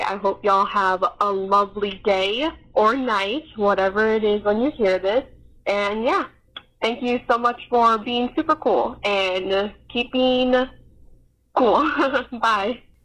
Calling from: Arizona, United States; I'm calling from Arizona

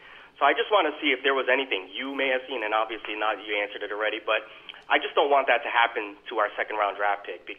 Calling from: Texas, United States; Hey, John and Jeff. … from Texas.

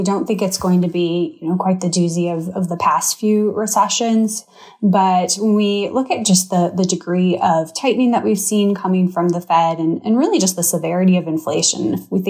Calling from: Charlotte, North Carolina, United States; So I'm joining you from Charlotte. So our closest NHL team is in Raleigh.

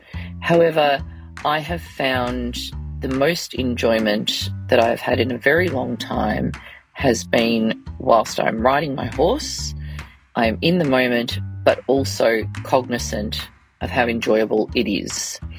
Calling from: Melbourne, Victoria, Australia

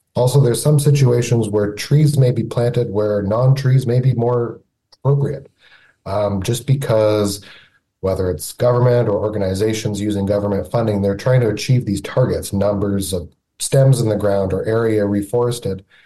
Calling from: Niagara region, Ontario, Canada; I'm calling from Niagara, Niagara region in Ontario

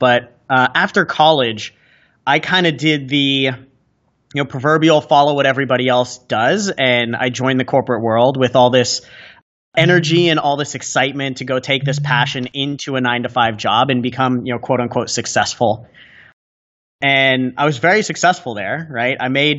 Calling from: San Diego, California, United States; So I'm coming to you guys from San Diego, California right now.

